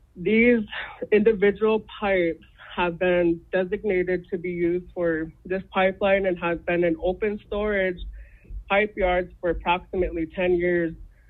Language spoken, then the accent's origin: English; Fort Peck Indian Reservation, Montana, United States; I'm Dakota Lakota from the Fort Peck Assiniboine and Sioux Tribes